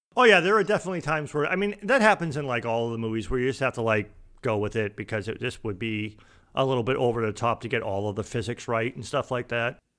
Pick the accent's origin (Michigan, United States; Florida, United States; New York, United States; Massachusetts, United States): Massachusetts, United States; Boston; I'm from Boston